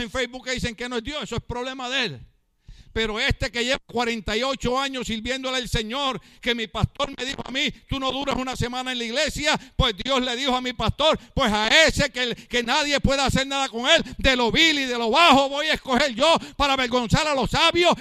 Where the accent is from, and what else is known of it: Puerto Rico; now in California, United States